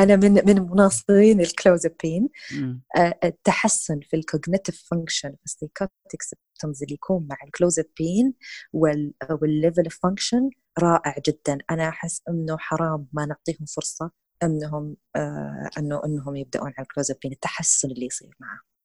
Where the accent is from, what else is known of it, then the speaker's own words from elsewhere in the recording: Saudi Arabia; هنا عندنا في السعوديه